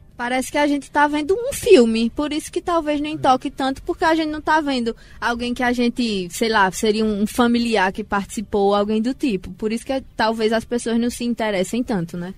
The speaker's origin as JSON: {"language": "Portuguese", "town": "Garanhuns", "region": "Pernambuco", "country": "Brazil", "said": "aqui em Garanhuns a gente tem uma grande raiz do povo preto, né? A gente conta com quilombos aqui na nossa cidade"}